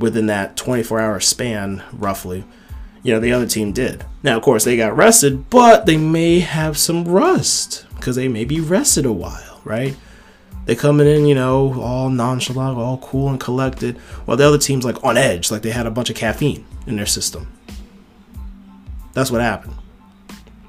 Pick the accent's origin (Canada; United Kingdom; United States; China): United States; Virginia; coming from my hometown